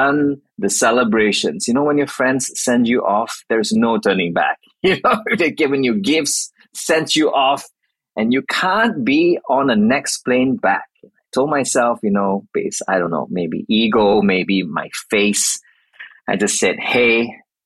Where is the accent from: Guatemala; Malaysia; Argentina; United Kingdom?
Malaysia; moved away as an adult; also born or lived in Australia; now in Melbourne, Australia; I moved from Malaysia, which I was originally from, to Australia.